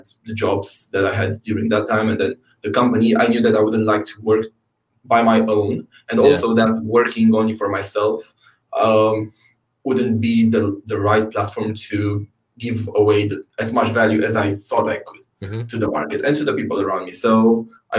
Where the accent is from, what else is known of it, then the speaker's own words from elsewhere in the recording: Romania; now in United Kingdom; my home country, Romania